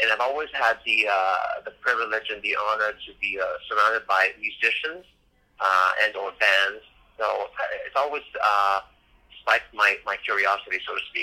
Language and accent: English; Montreal, Quebec, Canada; now in Miami, United States; I'm born and raised in Montreal, but now I've been living in good old Miami for the last 20 years